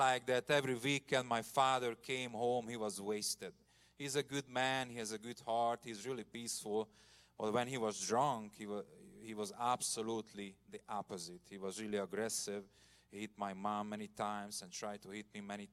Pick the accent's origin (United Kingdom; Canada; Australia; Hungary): Hungary; Komárom, Komárom-Esztergom; I grew up in a communist country. Hungary was in communism until 1990. I remember Russian soldiers in my hometown